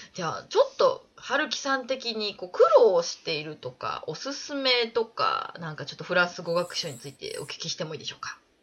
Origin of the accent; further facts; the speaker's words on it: Tottori, Japan; also born or lived in Tokyo; now in Paris, France; 私はもう鳥取県出身だったので